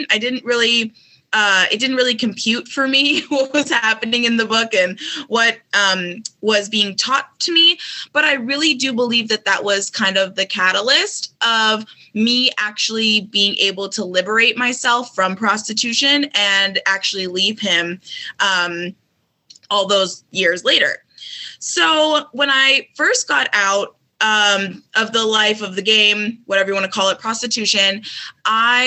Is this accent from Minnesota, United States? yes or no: yes; Minneapolis, Minnesota, United States; moved away; also born or lived in Colorado; even though I'm from Minneapolis, I moved to Colorado